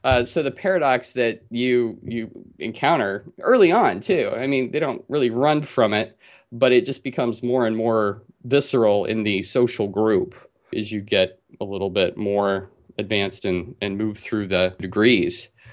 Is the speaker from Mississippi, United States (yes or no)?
no; Utah, United States; now in California, United States; growing up in Utah, and I did grow up Mormon in Utah